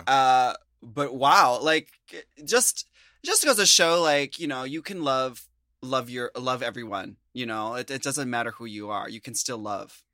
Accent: United States; as an American

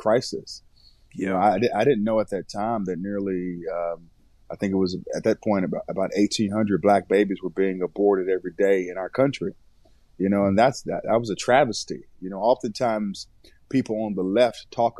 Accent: Raleigh, North Carolina, United States; also born or lived in Elizabeth City, North Carolina; I was born in Elizabeth City, North Carolina. And my mother moved us to Raleigh, North Carolina, when I was at the age of five

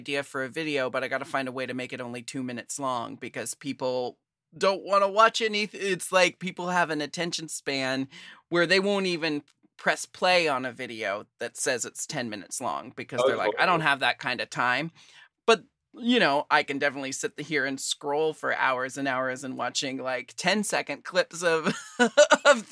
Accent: Portland, United States; I'm from Portland

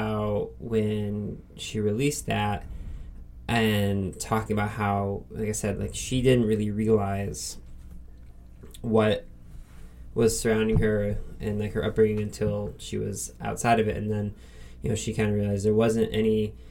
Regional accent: Northeast Ohio, United States; being from Northeast Ohio

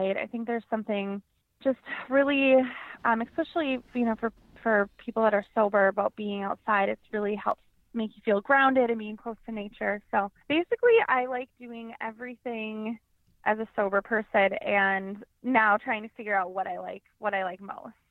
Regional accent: Wisconsin, United States; I'm from Wisconsin. I live here with my husband

